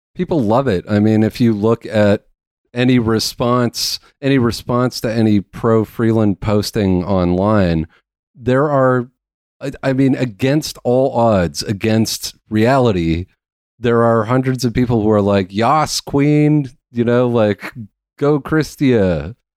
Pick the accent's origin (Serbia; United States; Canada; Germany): Canada; being a Canadian